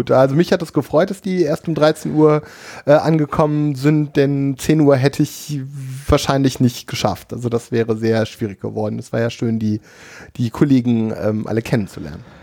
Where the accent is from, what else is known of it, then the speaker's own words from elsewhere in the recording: Cologne, North Rhine-Westphalia, Germany; In meiner Heimatstadt Köln steht ja eine moderne Moschee